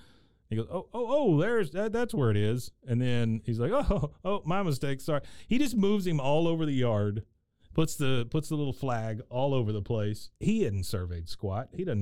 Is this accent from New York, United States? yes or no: no; Waco, Texas, United States; I grew up on Meadowbrook, and then my first house I ever owned was on Brewster.